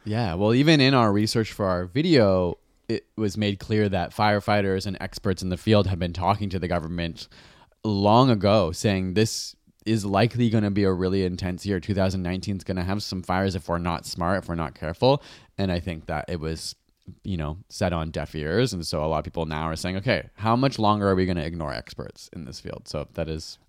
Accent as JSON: {"language": "English", "country": "Canada", "said": "as a Canadian, I'm a Canadian."}